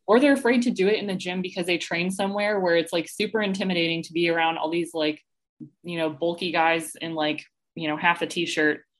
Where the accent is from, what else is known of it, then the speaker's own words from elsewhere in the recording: Atlanta, Georgia, United States; moved away as an adult; also born or lived in Tennessee; now in Columbia, United States; I was actually born and raised in Atlanta.